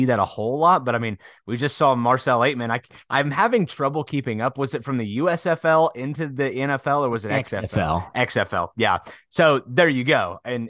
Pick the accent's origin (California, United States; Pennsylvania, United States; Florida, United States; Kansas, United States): Kansas, United States; Wichita; I grew up in Wichita